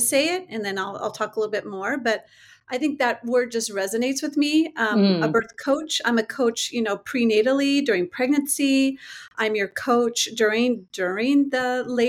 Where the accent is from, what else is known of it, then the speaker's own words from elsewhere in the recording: San Jose, California, United States; I am a California native. So born and raised in San Jose, California.